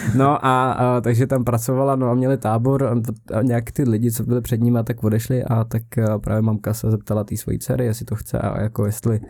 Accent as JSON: {"language": "Czech", "region": "South Bohemian Region", "country": "Czechia", "tie": "born or raised there", "also_born_or_lived": "Písek", "said": "já jsem z Jihu, takže jsem byl v týdně na Lutovu na základce a potom jsem šel do Písku"}